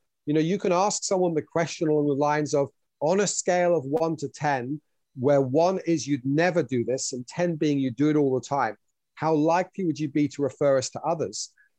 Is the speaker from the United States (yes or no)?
no; Switzerland; also born or lived in United Kingdom / France / New South Wales, Australia; now in New Zealand; as you can probably tell from my accent, I was born in the UK, English heritage, but raised in Switzerland and France. Then lived in New South Wales for 4 years in Australia before, having married a Kiwi, moving to New Zealand to raise our children